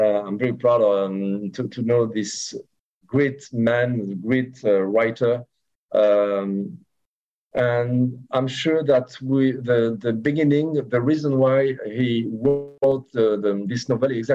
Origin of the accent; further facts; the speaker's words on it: France; English is a second language; I have 100% Algerian roots, but I was born in France